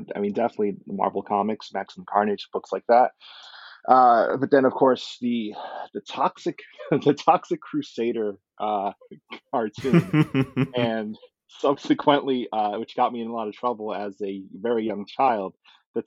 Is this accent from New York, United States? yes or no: yes; New York City, New York, United States; I grew up in New York City